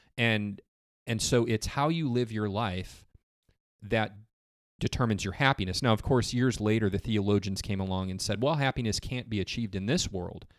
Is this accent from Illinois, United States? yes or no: yes; Geneva, Illinois, United States; moved away as an adult; also born or lived in Michigan; now in Summerville, United States; I grew up in Illinois, in a little town in Illinois called Geneva